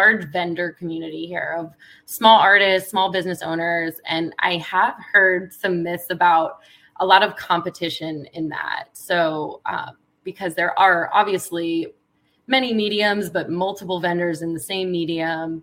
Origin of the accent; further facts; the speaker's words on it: Virginia Beach, Virginia, United States; moved away as an adult; also born or lived in Brooklyn, New York; moving back to Virginia Beach, my hometown